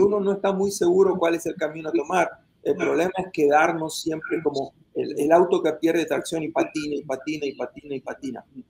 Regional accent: Argentina; moved away as an adult; now in United States; en mi país natal, Argentina

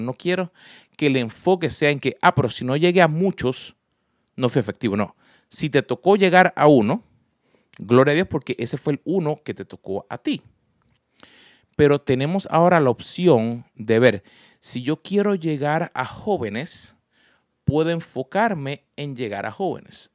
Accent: Puerto Rico; yo nací en Puerto Rico

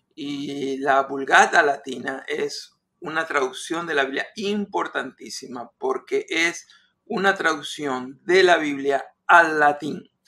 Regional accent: Argentina; moved away; en mi país natal, Argentina

